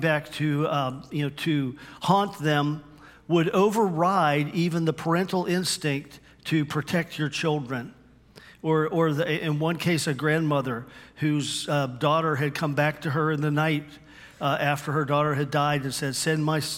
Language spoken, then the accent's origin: English; Western Pennsylvania, United States; accent: Western PA; moved away as an adult; also born or lived in Cuyahoga Falls, Ohio; where I grew up in Western Pennsylvania